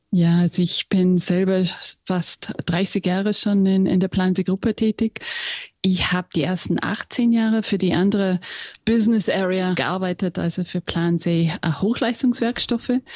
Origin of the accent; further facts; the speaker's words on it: England, United Kingdom; first language English; German is a second language; moved away as an adult; also born or lived in Austria; Wäre nämlich meine Muttersprache. ja, ich bin in England aufgewachsen